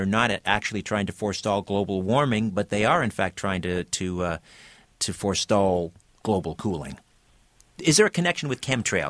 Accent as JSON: {"language": "English", "region": "Ontario", "country": "Canada", "tie": "born or raised there", "said": "I remember as a child, and I'm a half century now. We had opossums in Ontario"}